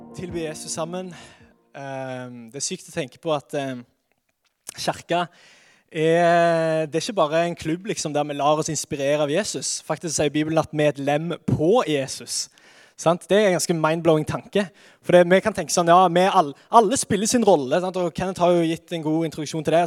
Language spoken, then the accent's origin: Norwegian; Sandnes, Rogaland, Norway; Jeg er fra Sandnes, født og oppvokst, alltid bodd her